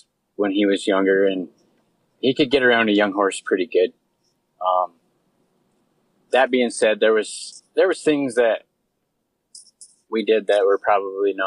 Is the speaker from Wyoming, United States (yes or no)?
yes; Wyoming, United States; now in Canada; I was born and raised in Wyoming, and I grew up, my folks were Western folks